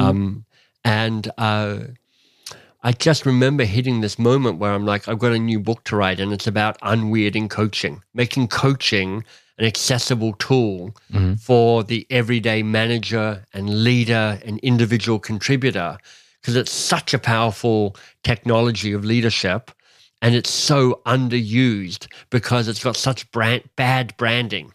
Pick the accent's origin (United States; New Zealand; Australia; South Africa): Australia; now in Canada; I was born in Australia, but I was born to a British father